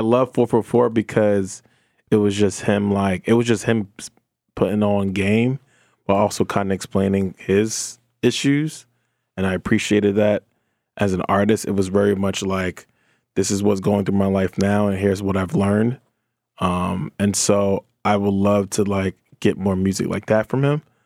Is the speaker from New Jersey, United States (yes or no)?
yes; New Jersey, United States; I'm from Jersey, I grew up on J